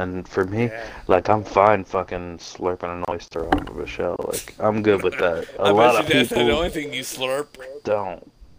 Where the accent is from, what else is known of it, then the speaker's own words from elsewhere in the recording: Louisiana, United States; I'm from Louisiana.